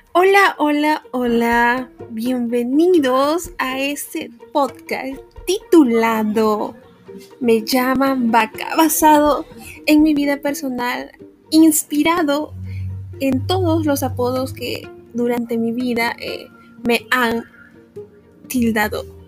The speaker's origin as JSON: {"language": "Spanish", "country": "Peru", "said": "soy peruana, una peruana muy orgullosa."}